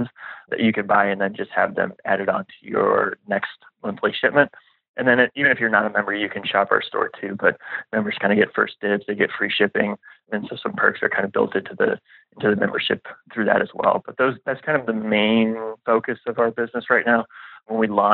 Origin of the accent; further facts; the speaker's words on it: La Grange, Illinois, United States; moved away as an adult; also born or lived in Nashville; I grew up just outside Chicago in a suburb called LaGrange